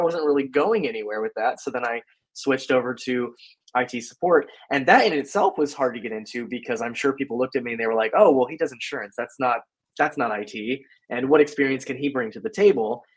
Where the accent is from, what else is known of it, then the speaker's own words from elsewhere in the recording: Florida, United States; Born and raised in Florida. So I have been in Florida since I was, you know, born, and I'm still here